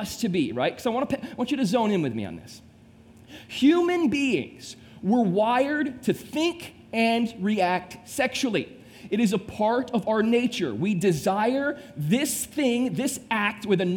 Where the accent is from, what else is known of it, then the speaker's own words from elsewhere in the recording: Temperance, Michigan, United States; moved away as an adult; now in South Florida, United States; Here is where I actually grew up, in a little town called Temperance, Michigan